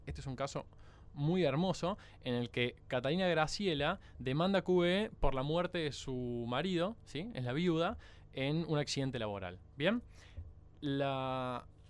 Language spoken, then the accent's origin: Spanish; Córdoba, Argentina; hay dos cordobeses en la mesa. … y yo somos